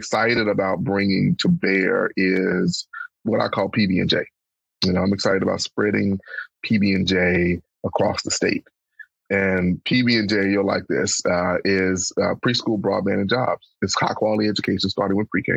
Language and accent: English; Pine Bluff, Arkansas, United States; moved away as an adult; my hometown of Pine Bluff